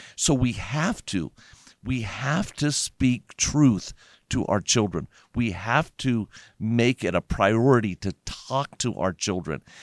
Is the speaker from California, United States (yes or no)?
no; Las Vegas, Nevada, United States; I grew up in Las Vegas